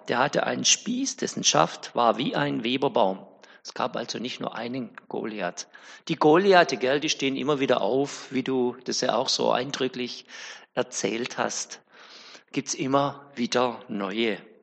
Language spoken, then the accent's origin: German; Winnenden, Baden-Württemberg, Germany; Ich komme ja aus Winnenden